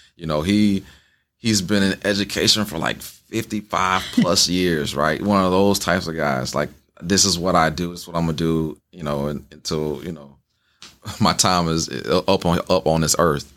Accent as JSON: {"language": "English", "region": "the South", "country": "United States", "tie": "born or raised there", "moved": "yes", "lives_now": "Wisconsin, United States", "said": "I grew up in the South"}